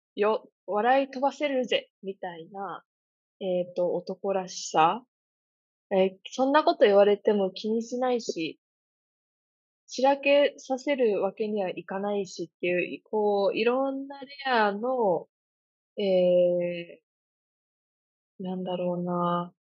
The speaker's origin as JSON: {"language": "Japanese", "region": "Kansai", "country": "Japan", "moved": "yes", "said": "私関西から来てるんで"}